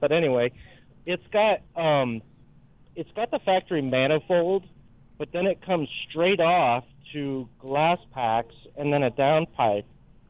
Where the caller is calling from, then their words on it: Florida, United States; Hey, good morning, guys. I'm actually calling from Florida.